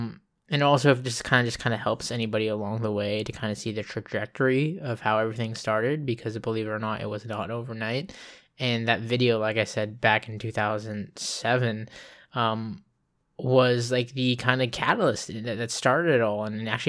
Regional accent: Okinawa, Japan; born there; also born or lived in California; we were moving back to where I was born in Okinawa, Japan.

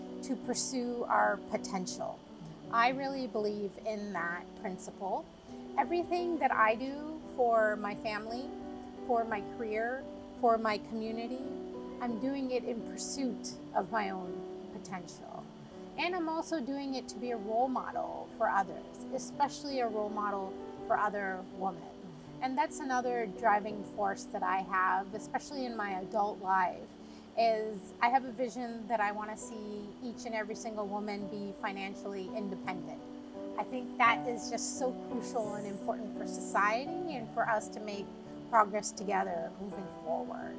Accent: United States; moved away as an adult; now in Dubai, United Arab Emirates; While I grew up in the States, my father was based in Riyadh, Saudi Arabia

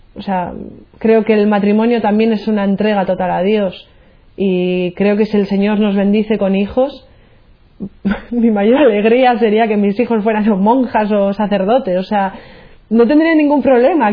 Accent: Burgos, Castile and León, Spain; now in Cantabria, Spain; soy de Burgos, eh, pero resido aquí en Cantabria

